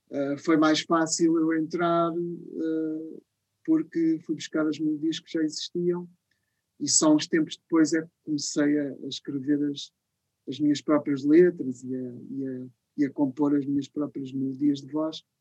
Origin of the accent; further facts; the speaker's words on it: Lisbon, Portugal; born there; also born or lived in Rio de Janeiro; em 1990, voltei para Lisboa, {S255} uhum. {S1} que é a cidade onde eu, onde eu nasci, e depois de 12 anos no Rio, voltei para Lisboa